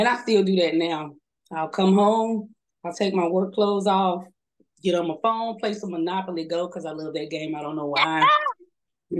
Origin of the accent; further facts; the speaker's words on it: Alabama, United States; moved away as an adult; Being fresh from the country, because I'm from the country, I'm from Alabama. We didn't have a lot of people living close to us. We didn't interact with a lot of people outside of my town